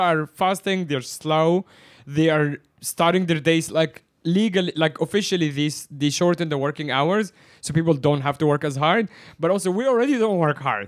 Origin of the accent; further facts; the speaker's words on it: Egypt; now in Hong Kong; I am from Egypt, which is the Middle East